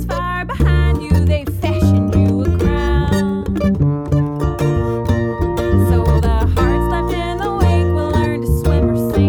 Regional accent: Charleston, South Carolina, United States; now in Boston, United States; I'm from Charleston, South Carolina.

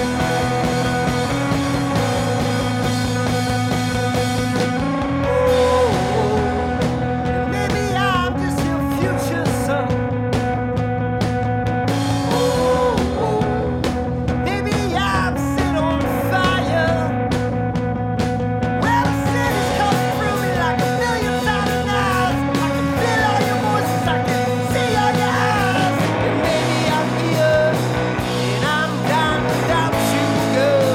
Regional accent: Massachusetts, United States; we're from Massachusetts

